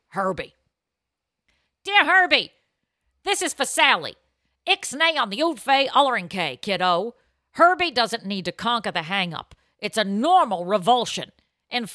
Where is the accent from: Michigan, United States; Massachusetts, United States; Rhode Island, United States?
Massachusetts, United States; Boston; my hometown, Boston, Massachusetts